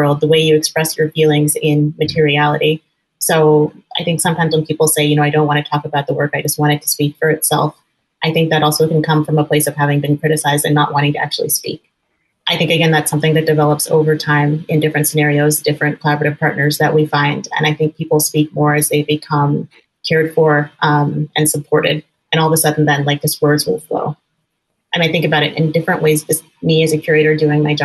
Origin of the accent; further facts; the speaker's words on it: Northern California, United States; now in Chicago, United States; I grew up in Northern California, actually in a very progressive part of the country